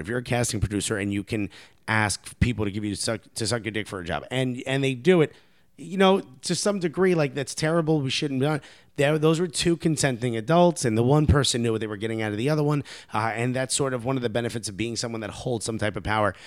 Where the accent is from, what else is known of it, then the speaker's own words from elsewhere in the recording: Newark, New Jersey, United States; I grew up in Newark, New Jersey